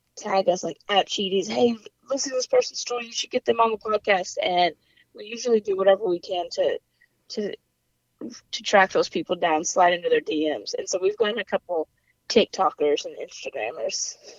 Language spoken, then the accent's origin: English; Louisville, Kentucky, United States; accent: weird mix of accents; coastal twang; moved away as an adult; also born or lived in South Carolina; now in Atlanta, United States; I grew up in Kentucky. I'm from Louisville, Kentucky